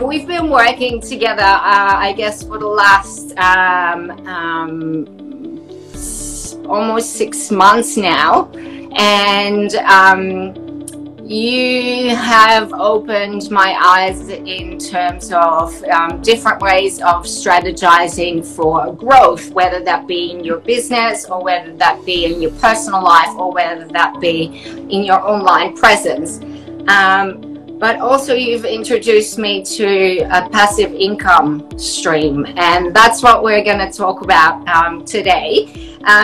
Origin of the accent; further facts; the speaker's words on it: Netherlands; now in Sunshine Coast, Australia; in the Netherlands, where I'm from originally